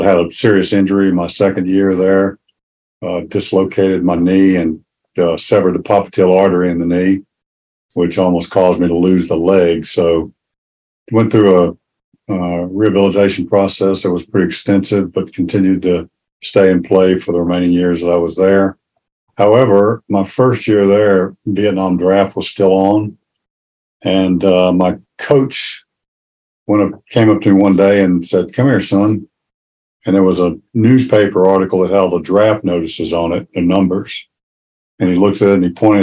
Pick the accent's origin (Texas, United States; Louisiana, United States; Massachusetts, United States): Louisiana, United States; Shreveport; moved away as an adult; I'm from Shreveport, Louisiana. That's where I grew up